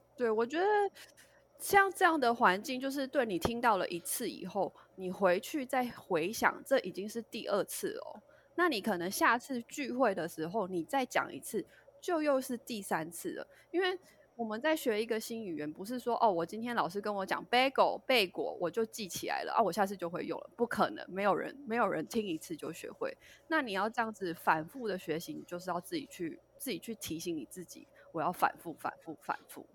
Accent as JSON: {"language": "Chinese", "country": "Taiwan", "tie": "born or raised there", "also_born_or_lived": "United States", "moved": "as an adult", "said": "其实我就是跟大家一样，就是土生土长的一个台湾人。那其实我一直是到了，呃，到大学毕业以后，我才到美国念书。那从小到大学这段时间，我其实都是在台湾"}